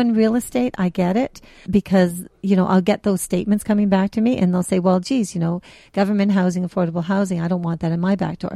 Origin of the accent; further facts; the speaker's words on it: Toronto, Ontario, Canada; I grew up in Jane and Finch